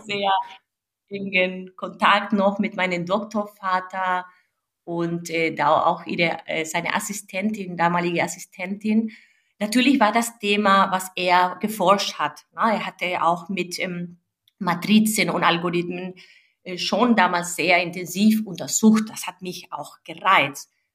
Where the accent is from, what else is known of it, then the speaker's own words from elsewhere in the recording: Venezuela; now in Germany; Ich bin eine gebürtige Venezolanerin